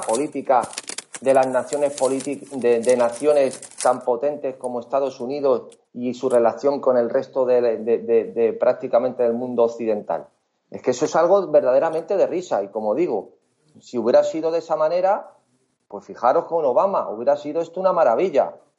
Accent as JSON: {"language": "Spanish", "country": "Spain", "said": "como españoles o como europeos"}